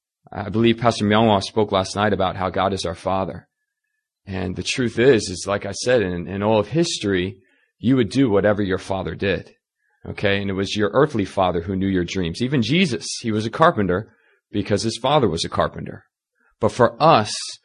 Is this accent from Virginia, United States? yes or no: yes; Northern Virginia, United States; moved away as an adult; now in South Korea; I'm originally from Northern Virginia